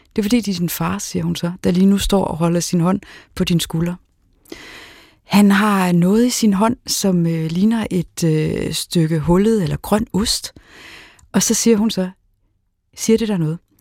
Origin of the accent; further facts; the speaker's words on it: Aarhus, Central Denmark Region, Denmark; Aarhus, hvor jeg er fra